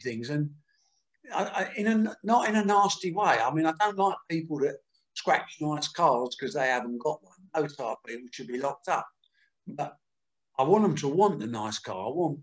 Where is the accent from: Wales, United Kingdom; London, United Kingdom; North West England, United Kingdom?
London, United Kingdom; Dagenham; I was born in Dagenham in the East End of London